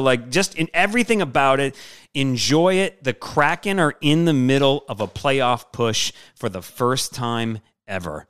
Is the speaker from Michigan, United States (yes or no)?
yes; Michigan, United States; moved away as an adult; now in New Orleans, United States; me growing up in Michigan